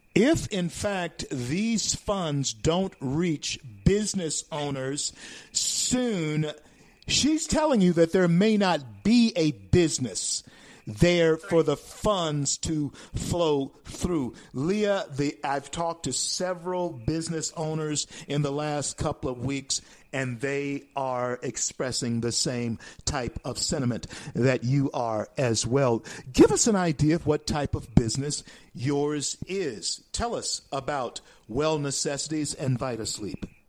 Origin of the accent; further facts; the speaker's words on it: Louisiana, United States; It's in Louisiana, my home state